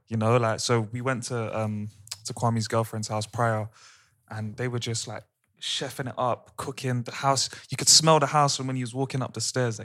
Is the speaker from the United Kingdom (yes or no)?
yes; London, United Kingdom; we've all grown up in London